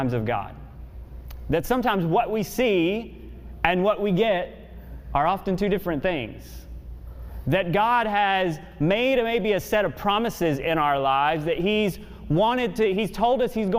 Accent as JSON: {"language": "English", "region": "the South", "country": "United States", "said": "I'm from the South, and I got one of those good old Southern moms and good Southern grandmas"}